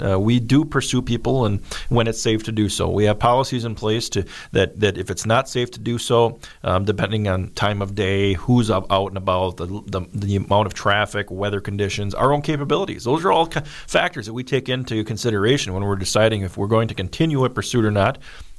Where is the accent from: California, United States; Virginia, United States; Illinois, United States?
Illinois, United States; I'm from Illinois, so I don't know how I can make you much better.